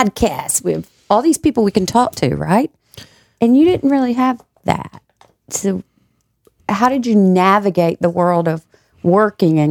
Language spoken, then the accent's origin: English; Georgia, United States; my brother and I grew up in Georgia